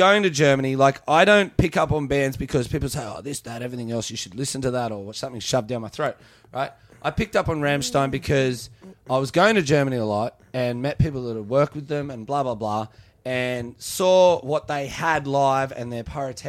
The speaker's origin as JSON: {"language": "English", "country": "Australia", "said": "as an Australian"}